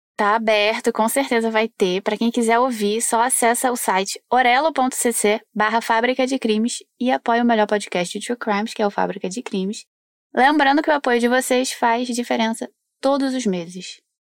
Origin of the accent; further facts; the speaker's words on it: Rio de Janeiro, Brazil; sou aqui do Rio de Janeiro